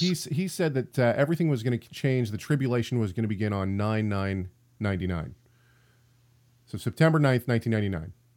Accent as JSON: {"language": "English", "town": "Tacoma", "region": "Washington", "country": "United States", "said": "I'm from Tacoma"}